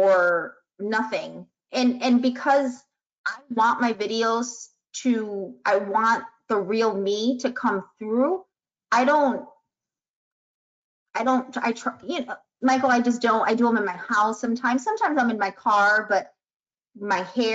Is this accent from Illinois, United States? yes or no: yes; Chicago, Illinois, United States; I'm from Chicago